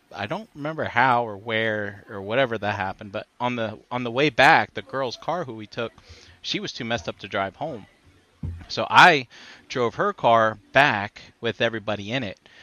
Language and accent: English; New Jersey, United States; I'm from Jersey